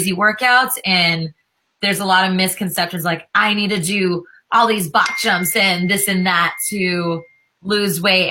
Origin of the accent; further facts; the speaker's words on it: California, United States; also born or lived in Los Angeles; I'm a California girl